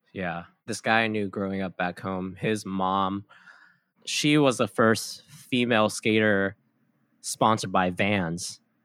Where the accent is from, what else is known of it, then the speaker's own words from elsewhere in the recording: Kauai, Hawaii, United States; moved away as an adult; also born or lived in San Diego; I was born and raised on Kauai. I moved to San Diego in twenty thirteen for school